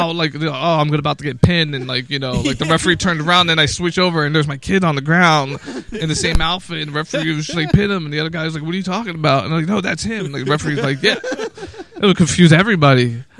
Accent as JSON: {"language": "English", "town": "Vineland", "region": "New Jersey", "country": "United States", "tie": "born or raised there", "said": "my hometown of Vineland"}